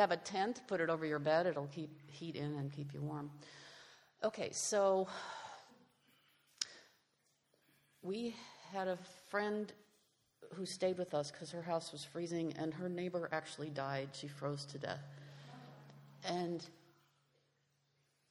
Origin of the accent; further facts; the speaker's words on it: Iowa, United States; now in Texas, United States; I'm from Iowa, so the cold, we did lose power, but I knew how to deal with it.